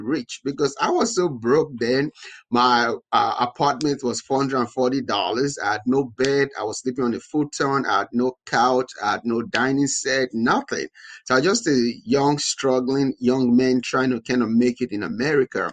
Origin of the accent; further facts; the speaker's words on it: Nigeria; moved away as an adult; now in United States; I'm originally from Nigeria. I was born and raised in Nigeria